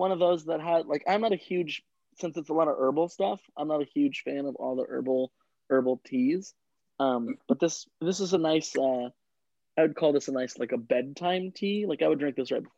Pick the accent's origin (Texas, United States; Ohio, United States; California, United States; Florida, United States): California, United States; Jackson; moved away; I'm from outside of Sacramento in a small little town called Jackson, California, or Pine Grove